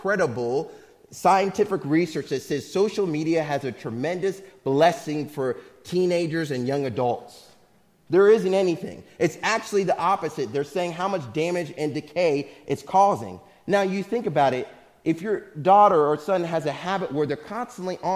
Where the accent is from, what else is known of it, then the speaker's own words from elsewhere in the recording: Missouri, United States; moved away; I'm from Missouri